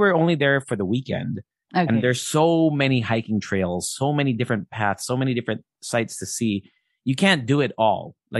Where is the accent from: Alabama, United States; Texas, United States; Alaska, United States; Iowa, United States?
Alaska, United States; born there; So I was born in Alaska, and we got to stay with my Ate Edith.